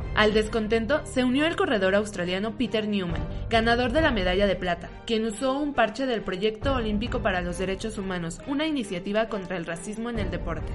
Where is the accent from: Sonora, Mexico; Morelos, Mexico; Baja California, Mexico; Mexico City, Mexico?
Mexico City, Mexico; somos chilangos